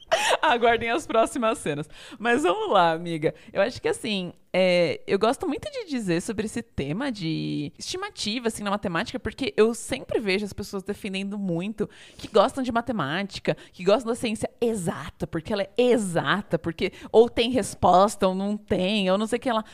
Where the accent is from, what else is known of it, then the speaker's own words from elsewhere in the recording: São Bernardo do Campo, São Paulo, Brazil; moved away as an adult; also born or lived in Rio de Janeiro / São Carlos; eu sou original de São Bernardo do Campo, terra do alemão do Big Brother